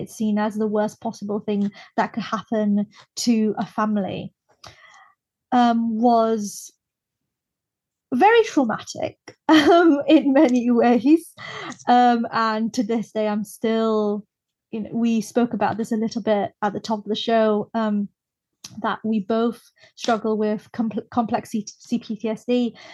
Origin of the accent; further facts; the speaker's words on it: Brunei; moved away as an adult; now in United Kingdom; I was born and raised in Brunei in Southeast Asia